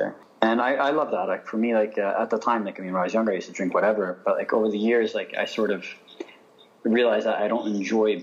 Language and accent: English; United States; Growing up in the States, for me, I had a very bicultural upbringing